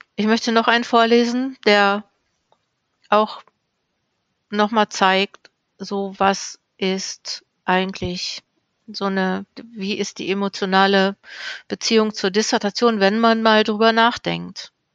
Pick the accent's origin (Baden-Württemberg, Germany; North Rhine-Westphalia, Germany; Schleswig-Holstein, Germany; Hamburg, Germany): North Rhine-Westphalia, Germany; Ruhr area; Ich komme ja aus dem Ruhrgebiet